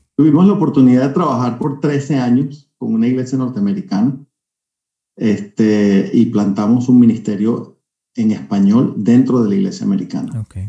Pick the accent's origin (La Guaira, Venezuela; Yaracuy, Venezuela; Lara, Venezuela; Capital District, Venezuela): Capital District, Venezuela; Caracas; now in California, United States; Yo soy caraqueño, nacido en Caracas